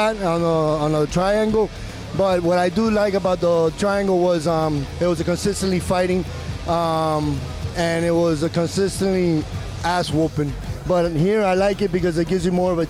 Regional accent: Hialeah, Florida, United States; I'm from Hialeah

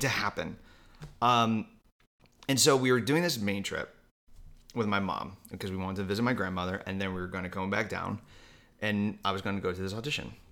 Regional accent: Walled Lake, Michigan, United States; I grew up in Michigan, like forty-five minutes from Detroit in a little town called Walled Lake, Michigan

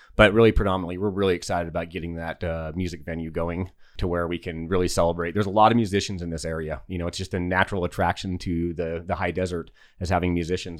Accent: Salt Lake City, Utah, United States; moved away as an adult; also born or lived in Alaska / Los Angeles; now in Yucca Valley, United States; originally, I'm a native to the desert of Utah, so I grew up in Salt Lake City.

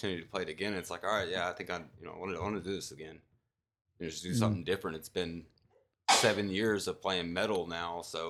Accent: Dallas, Texas, United States; moved away as an adult; I was raised in the Dallas area.

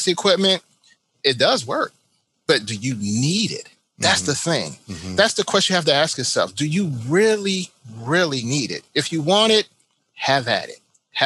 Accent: Chicago, Illinois, United States; now in Florida, United States; I am from Chicago, so I know how cold it is.

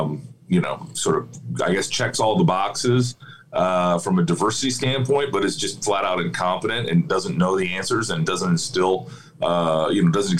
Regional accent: Iowa, United States; my home state of Iowa

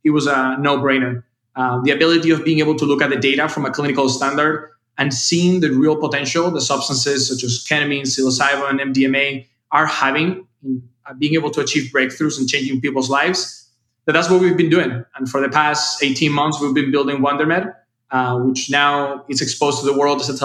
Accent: Seville, Andalusia, Spain; moved away; originally I'm from Spain. So life for me was in the south of Spain in a town called Sevilla.

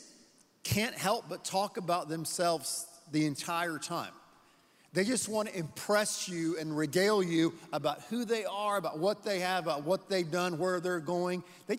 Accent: Texas, United States; we're from Texas.

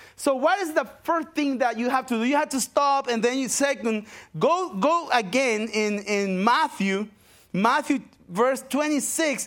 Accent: Paraguay; English is a second language; moved away as an adult; also born or lived in Brazil; now in United States; I'm from Paraguay, South America

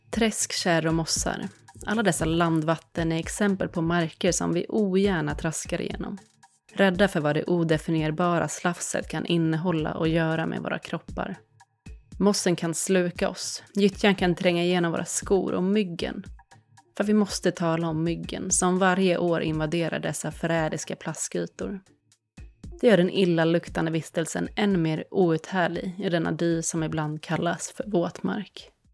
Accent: Sweden; den här relationen som vi svenskar har till vattenområden

